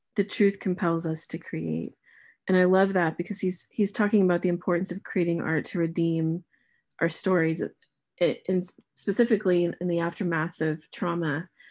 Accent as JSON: {"language": "English", "country": "United States", "moved": "as an adult", "lives_now": "England, United Kingdom", "said": "as an American living here"}